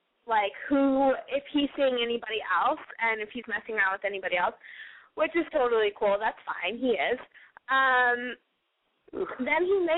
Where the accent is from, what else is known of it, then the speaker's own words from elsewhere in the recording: San Antonio, Texas, United States; now in Chicago, United States; I'm from San Antonio, home of the Alamo.